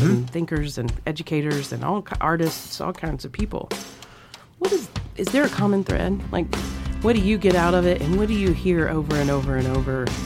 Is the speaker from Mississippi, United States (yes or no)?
yes; Mississippi, United States; now in Montana, United States; Yeah, I grew up in Mississippi